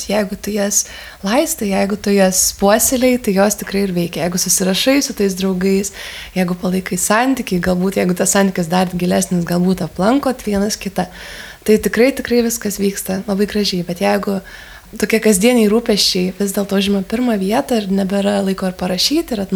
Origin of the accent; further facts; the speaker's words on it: Lithuania; Ir kai pasakiau, kad iš Lietuvos